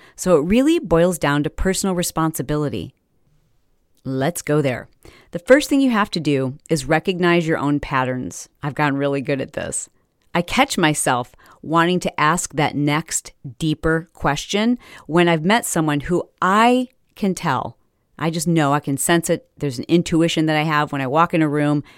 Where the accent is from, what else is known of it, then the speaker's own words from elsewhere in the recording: Fowlerville, Michigan, United States; also born or lived in Detroit, Michigan; we moved to this little teeny tiny town town, yeah, town, called Fowlerville, Fowlerville, Michigan